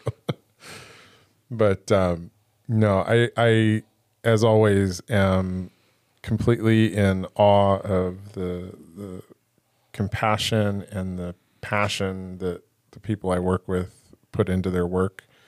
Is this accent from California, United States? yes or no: yes; Encinitas, California, United States; now in Oceanside, United States; I grew up in Encinitas and I live in Oceanside